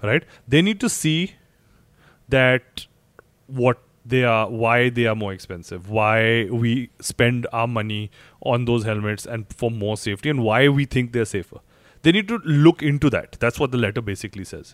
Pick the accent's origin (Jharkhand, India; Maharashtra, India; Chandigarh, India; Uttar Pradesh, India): Chandigarh, India; I come from Chandigarh